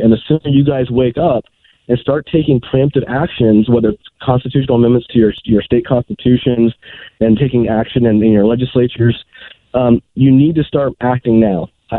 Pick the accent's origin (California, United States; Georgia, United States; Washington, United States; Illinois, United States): California, United States; I'm a Californian